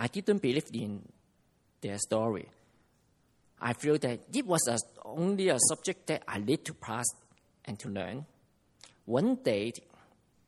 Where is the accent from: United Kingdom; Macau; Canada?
Macau; I come from Macau